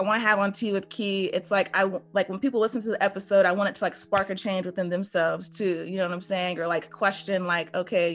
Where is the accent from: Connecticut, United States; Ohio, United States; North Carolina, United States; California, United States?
North Carolina, United States; Greensboro; now in Atlanta, United States; I'm from Greensboro too